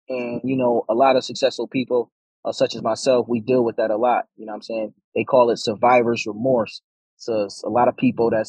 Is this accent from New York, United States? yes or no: yes; Buffalo, New York, United States; moved away as an adult; now in Atlanta, United States; moving to Atlanta, Georgia, moving out of my hometown, Buffalo, New York, and moving into Atlanta, Georgia